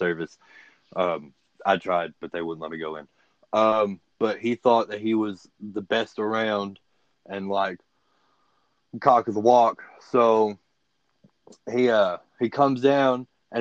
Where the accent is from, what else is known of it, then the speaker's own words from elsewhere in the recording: Livingston, Texas, United States; moved away as an adult; also born or lived in Houston area, Texas; now in Big Sandy, United States; I'm from Livingston.